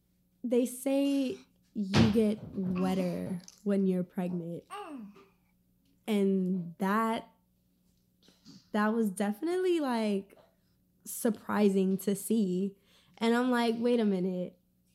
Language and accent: English; Brooklyn, New York, United States; now in New Jersey, United States; I'm from Brooklyn. I live in New Jersey. I bake cakes.